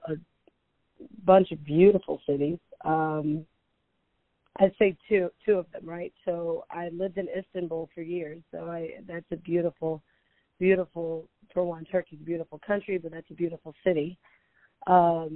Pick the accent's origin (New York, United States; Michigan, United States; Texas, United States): Texas, United States; Houston; also born or lived in Mobile, Alabama; I grew up in Houston, Texas